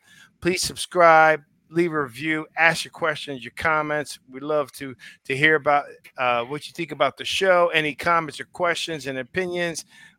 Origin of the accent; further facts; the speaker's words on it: Maine, United States; I'm from Maine.